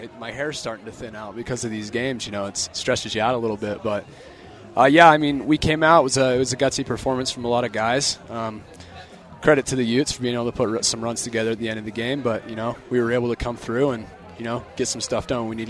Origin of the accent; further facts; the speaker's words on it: Cache Valley, Utah, United States; I grew up in Utah. I grew up in the Cache Valley area.